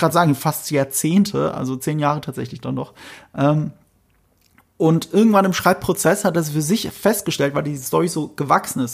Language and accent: German; Germany; wir Deutschen